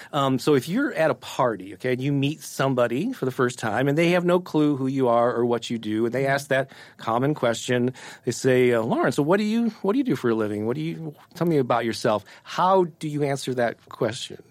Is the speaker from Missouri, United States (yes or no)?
yes; St. Louis, Missouri, United States; I was born and raised in Saint Louis and grew up on Casey